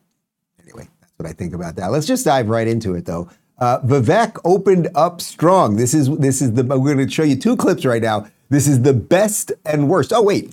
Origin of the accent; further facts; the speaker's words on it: Miami, Florida, United States; outside the Republican debate here in my hometown of Miami.